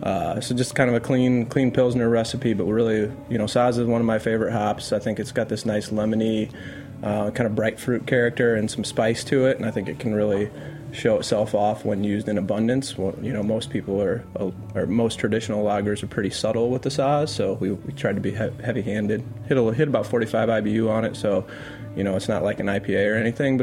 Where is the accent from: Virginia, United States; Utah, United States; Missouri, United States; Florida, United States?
Missouri, United States; St. Louis; moved away as an adult; now in Long Island, United States; From St. Louis originally.